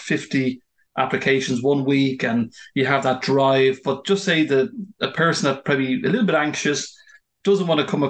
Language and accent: English; Ireland; moved away as an adult; I'm from Ireland, but I've lived abroad for a number of years. And when I came back to Ireland